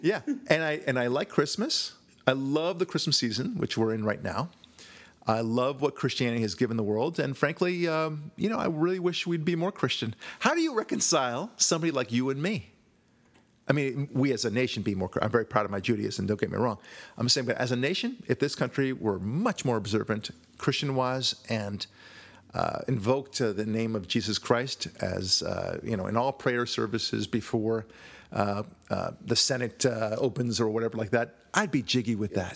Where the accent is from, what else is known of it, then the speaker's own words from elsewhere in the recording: California, United States; I'm Jewish or because I'm white or because I'm from California